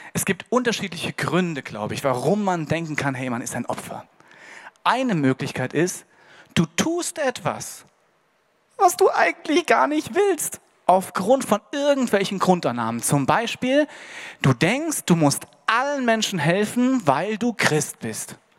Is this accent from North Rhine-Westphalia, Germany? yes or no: no; Hesse, Germany; Bei uns in Hessen